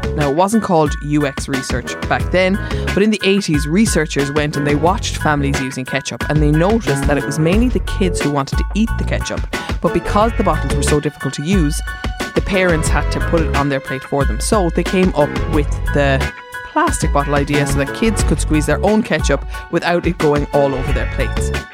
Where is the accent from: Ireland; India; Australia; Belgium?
Ireland; Cork, Munster; I'm from Cork